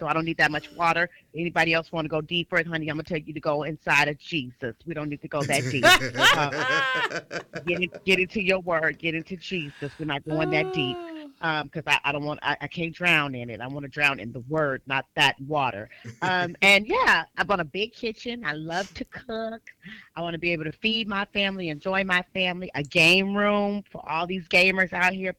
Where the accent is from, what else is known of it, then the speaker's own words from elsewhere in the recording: Richmond, California, United States; now in Sacramento, United States; I am born and raised in Richmond, California